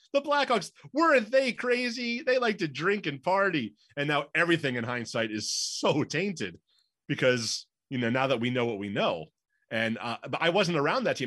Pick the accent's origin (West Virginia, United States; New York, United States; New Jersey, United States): New York, United States; moved away as an adult; also born or lived in Pittsburgh / Northwest Indiana; now in Chicago, United States; I'm from New York.